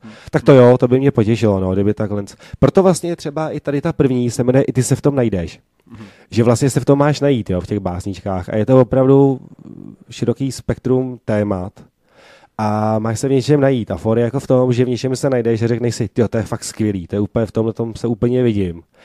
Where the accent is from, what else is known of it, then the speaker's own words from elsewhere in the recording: Prague, Czechia; jsem původně tady z Prahy, z Barandova